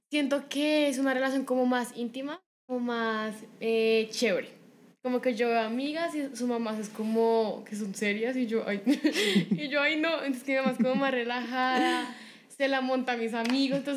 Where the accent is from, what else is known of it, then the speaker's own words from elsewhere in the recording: Bogotá, Bogotá Capital District, Colombia; also born or lived in Cali; yo siempre he vivido como desde mis cinco meses acá en Bogotá, y toda caleña chiva